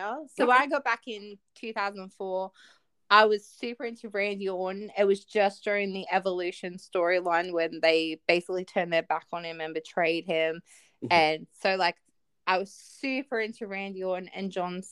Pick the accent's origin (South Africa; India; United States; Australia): Australia